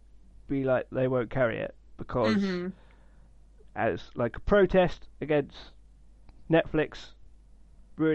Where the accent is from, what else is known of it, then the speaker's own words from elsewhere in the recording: United Kingdom; as a British person.